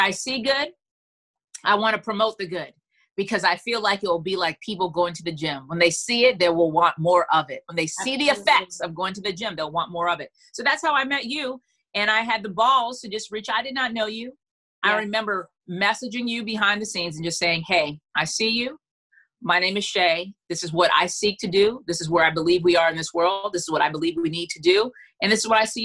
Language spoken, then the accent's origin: English; Freeport, Grand Bahama, Bahamas; now in Charlotte, United States; I'm from Freeport, Bahamas. I live in Charlotte, North Carolina.